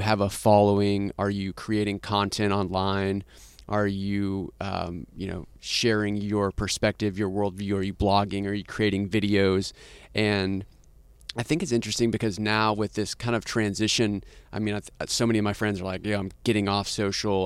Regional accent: Austin, Texas, United States; I'm actually from Austin

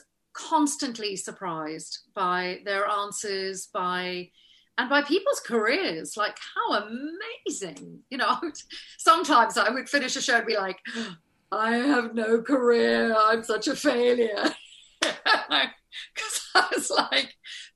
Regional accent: South Africa; moved away as an adult; also born or lived in Los Angeles, United States / United Kingdom; growing up in South Africa

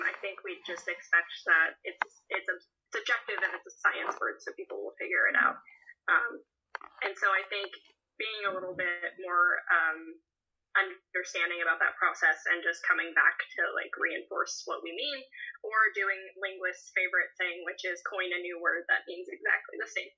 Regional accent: Nevada, United States; also born or lived in Northern Minnesota; now in Oregon, United States; I'm from Nevada originally.

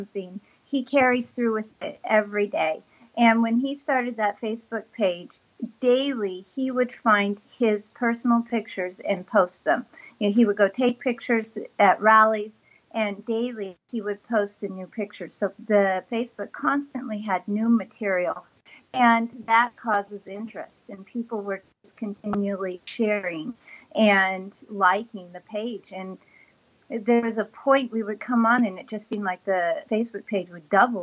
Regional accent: Alaska, United States; I grew up in Alaska

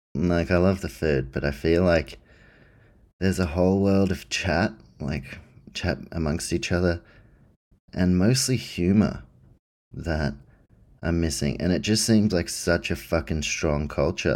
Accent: New Zealand; now in Australia; I grew up in New Zealand and Australia.

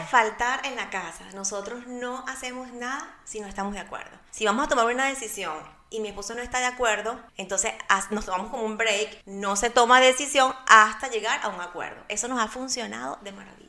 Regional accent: Barquisimeto, Lara, Venezuela; now in Orlando, United States; soy de Venezuela, de una ciudad llamada Barquisimeto, la ciudad musical de mi bello país

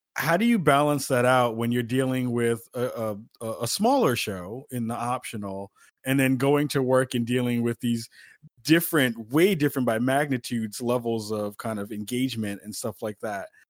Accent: New York City, New York, United States; moved away; myself as a former New Yorker

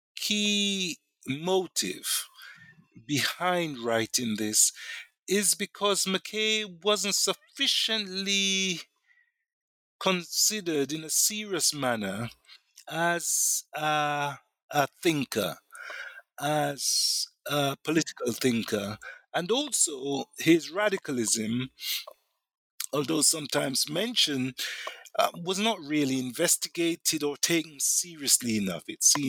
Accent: Jamaica; because I'm also from Jamaica, black Jamaican, I have a certain sense of identification with him

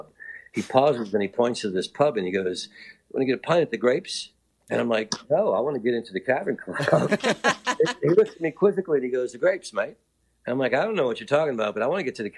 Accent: New Orleans, Louisiana, United States; I'm from New Orleans

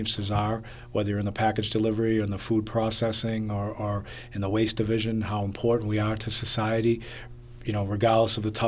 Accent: Medford, Massachusetts, United States; I grew up in Medford, which is just outside of Boston proper

